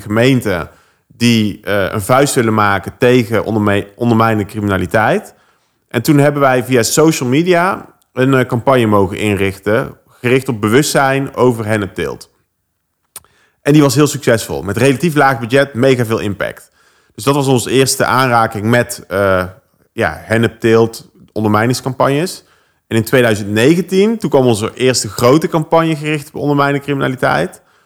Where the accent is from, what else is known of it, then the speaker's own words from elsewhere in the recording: Oss, North Brabant, Netherlands; moved away; Ik kom oorspronkelijk uit Os